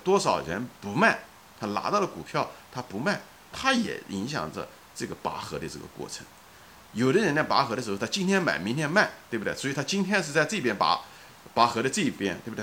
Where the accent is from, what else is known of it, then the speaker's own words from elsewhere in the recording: China; now in United States; 我是一个中国人，对不对？ 我是在生活在美国的一个华裔的一个中国人，现在此时此刻是一个中老年的一个人